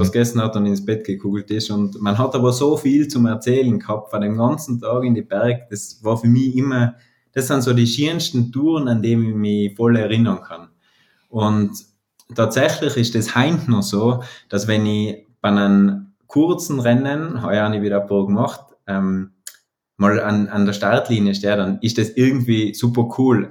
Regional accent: Ahrntal, South Tyrol, Trentino-Alto Adige, Italy; also born or lived in Bruneck; now in Telfes, Italy; ich aus dem Ahrental komme in Südtirol

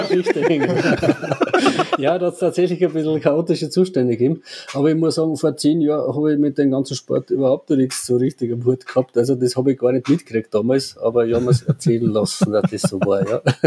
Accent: Obertrum am See, Salzburg, Austria; ich komme ja aus Obertron

